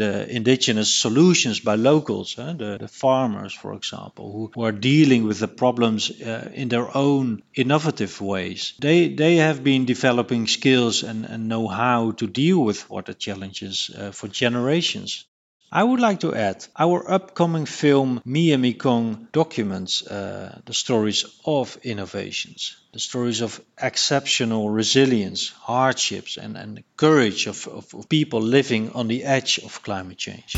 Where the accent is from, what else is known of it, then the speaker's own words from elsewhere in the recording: Rotterdam, South Holland, Netherlands; my hometown Rotterdam